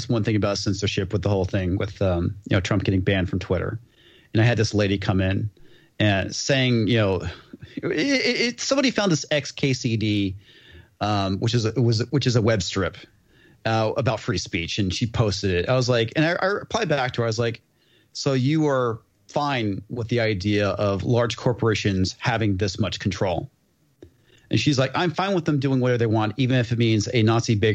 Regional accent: Texas, United States; I'm from Texas

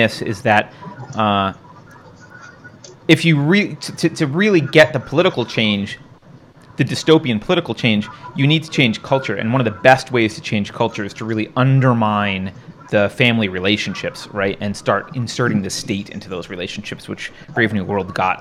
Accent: New York, United States; I grew up in New York

